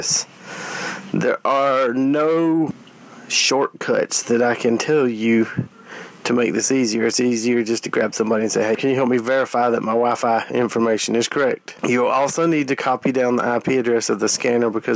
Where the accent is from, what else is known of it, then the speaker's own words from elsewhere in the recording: South Carolina, United States; I'm from South Carolina